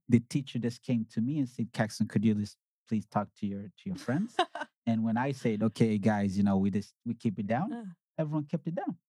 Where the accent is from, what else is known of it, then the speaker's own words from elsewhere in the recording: Sweden; also born or lived in Uganda; I was born in Uganda. I came to Sweden in 1987. I was five years then